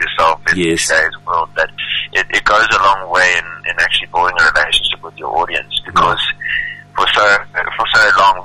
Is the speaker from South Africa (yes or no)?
yes; Kloof, KwaZulu-Natal, South Africa; moved away as an adult; now in Johannesburg, South Africa; I was born and raised in Durban